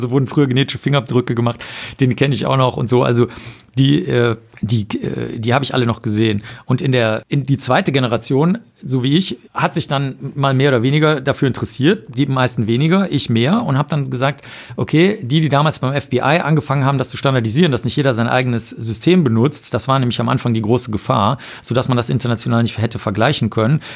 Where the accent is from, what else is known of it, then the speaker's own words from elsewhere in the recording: Cologne, North Rhine-Westphalia, Germany; ich bin in Köln aufgewachsen